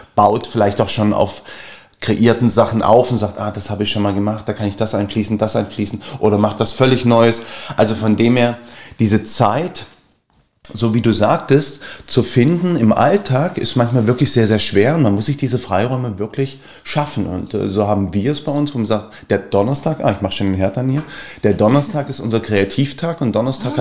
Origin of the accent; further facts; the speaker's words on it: Berlin, Germany; ich bin Berliner